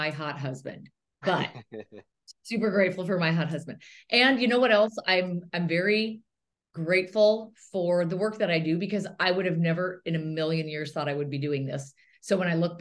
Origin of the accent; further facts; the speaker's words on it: near Bozeman, Montana, United States; moved away as an adult; also born or lived in Chicago; I grew up in a little tiny community right by Bozeman, Montana